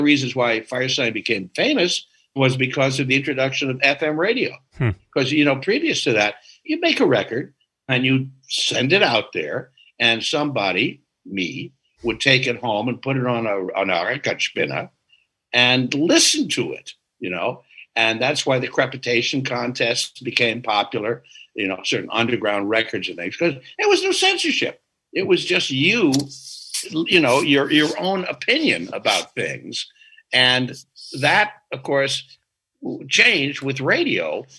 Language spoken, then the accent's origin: English; Australia; we're from Australia. We're just making reference to where we come from.